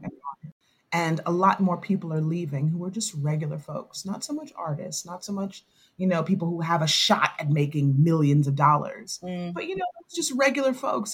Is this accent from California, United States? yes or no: no; New York, United States; moved away as an adult; I moved from New York, my home